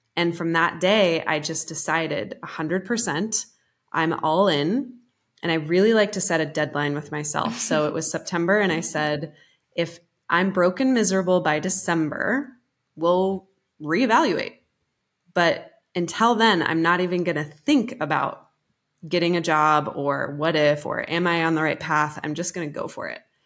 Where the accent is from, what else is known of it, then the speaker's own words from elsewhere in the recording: Colorado, United States; moved away as an adult; also born or lived in New York City; I'm a rancher's daughter. I'm from Colorado, and my dad's a cowboy